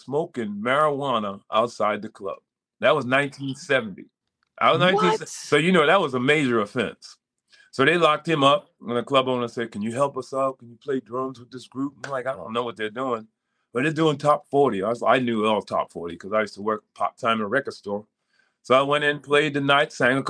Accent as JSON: {"language": "English", "town": "Providence", "region": "Rhode Island", "country": "United States", "said": "I'm from Providence, Rhode Island."}